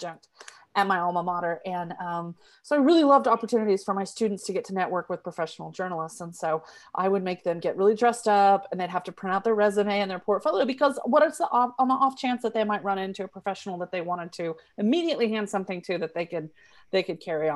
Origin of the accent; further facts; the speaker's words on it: Tulsa, Oklahoma, United States; I grew up in Tulsa